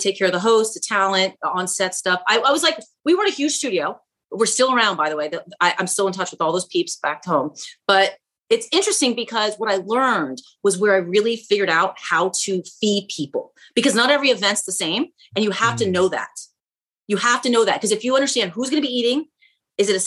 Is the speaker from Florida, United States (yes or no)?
yes; Miami, Florida, United States; moved away as an adult; now in Minot, United States; So I'm originally from Miami, Florida. And about 10 years ago, this year will be the time I relocated to Minot, North Dakota.